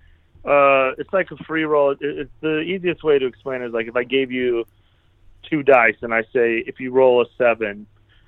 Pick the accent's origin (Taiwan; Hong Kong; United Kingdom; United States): United States; Cheyenne, Wyoming; now in Denver, United States; I'm doing a big show in Cheyenne, Wyoming. I just that's my hometown.